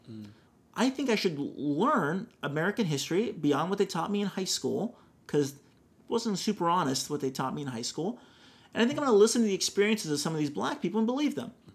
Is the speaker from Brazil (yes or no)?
yes; Brazil; now in California, United States; I grew up with people thinking I lived in a hut because I'm from Brazil